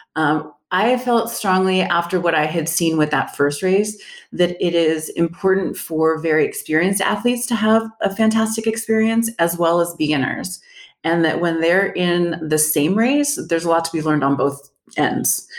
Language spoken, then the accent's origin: English; El Paso, Texas, United States; also born or lived in Dallas; I am from El Paso. I moved back a few years later